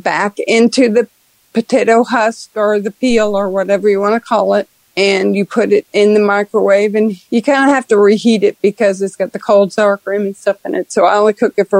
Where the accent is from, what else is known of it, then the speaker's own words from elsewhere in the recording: New Orleans, Louisiana, United States; I'm from New Orleans, Louisiana